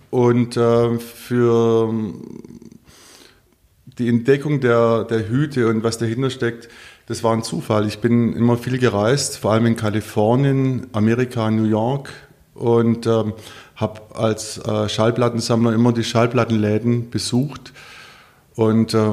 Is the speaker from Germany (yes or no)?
yes; Stuttgart, Baden-Württemberg, Germany; In Anlehnung an meine Heimatstadt Stuttgart und an mein Geburtsjahr möchte ich mich für die frühen Porsche 911